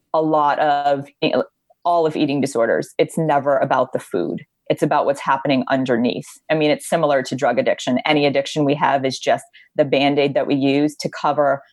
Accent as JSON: {"language": "English", "town": "Honolulu", "region": "Hawaii", "country": "United States", "tie": "born or raised there", "moved": "as an adult", "lives_now": "Los Angeles, United States", "said": "my brother and I were both born and raised on Oahu in Honolulu, Hawaii"}